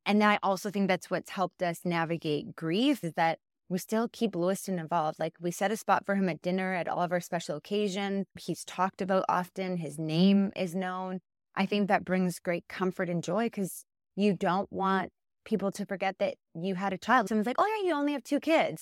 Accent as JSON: {"language": "English", "area": "just outside of Winnipeg", "region": "Manitoba", "country": "Canada", "tie": "born or raised there", "moved": "as an adult", "lives_now": "Calgary, Canada", "said": "I was born and raised just outside of Winnipeg"}